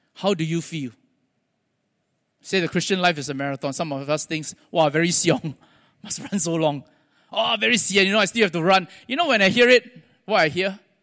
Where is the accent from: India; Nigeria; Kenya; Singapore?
Singapore; accent: Singlish; also born or lived in United States; I'm a Singaporean